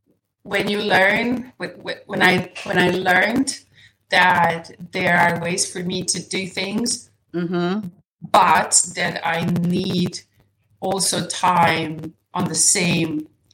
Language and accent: English; Serbia; first language Serbian; English is a second language; I studied Serbian, my native my mother tongue.